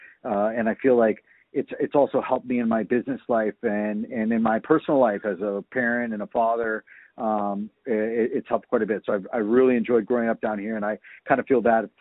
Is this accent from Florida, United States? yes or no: yes; Miami, Florida, United States; Growing up in Miami, living in Miami